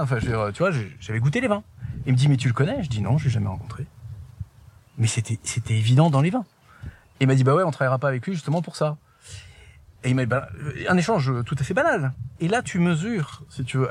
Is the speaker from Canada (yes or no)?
no; Paris, Île-de-France, France; also born or lived in Haute-Loire; now in Espaly-Saint-Marcel, France; je suis né euh, à Paris. J'ai appris à grandir, j'ai appris à marcher euh, dans le jardin des Tuileries. Mes parents habitaient dans le deuxième